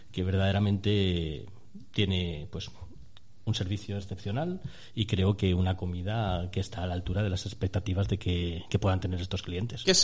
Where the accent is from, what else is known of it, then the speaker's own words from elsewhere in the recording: Madrid, Community of Madrid, Spain; Yo, soy, de Madrid, ¿no? Entonces en mi formación, en mis primeros años, era uno de los platos que se comían por allí